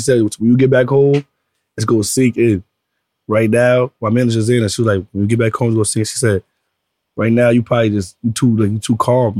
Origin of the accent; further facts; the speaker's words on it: New York City, New York, United States; I'm from Brooklyn.